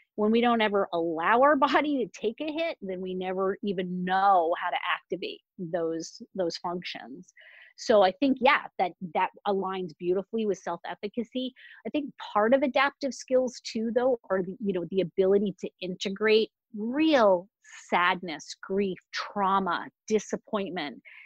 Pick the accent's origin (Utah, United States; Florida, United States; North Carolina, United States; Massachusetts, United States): Massachusetts, United States; Boston; normally I'm in the back bay of Boston, Massachusetts